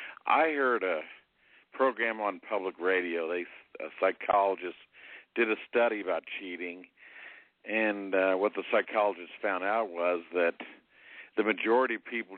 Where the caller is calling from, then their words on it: Indianapolis, Indiana, United States; in Indianapolis, your old friend.